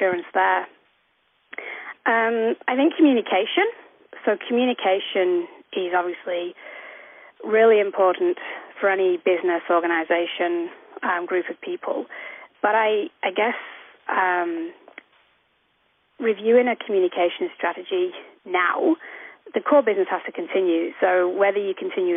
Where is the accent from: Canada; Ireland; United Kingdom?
United Kingdom; Manchester, North West England; moved away as an adult; also born or lived in Wolverton Station, Queensland, Australia; now in Cape York, Australia; I grew up in Manchester, North Manchester, over in the UK.